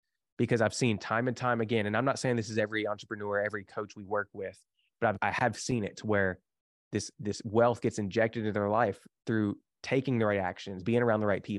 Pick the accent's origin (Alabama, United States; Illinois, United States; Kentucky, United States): Kentucky, United States; I grew up in the Bible Belt. And so if the Bible Belt, for people don't know, like we down in like Kentucky here